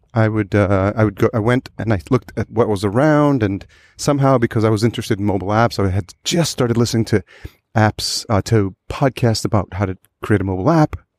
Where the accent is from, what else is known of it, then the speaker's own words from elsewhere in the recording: El Salvador; we're both from El Salvador